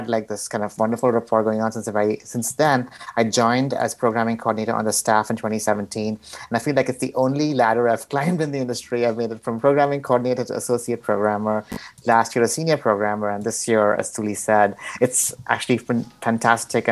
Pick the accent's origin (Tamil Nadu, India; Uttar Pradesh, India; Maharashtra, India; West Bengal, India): Maharashtra, India; Mumbai; moved away as an adult; now in Los Angeles, United States; I'm from Mumbai. I came to Los Angeles in 2009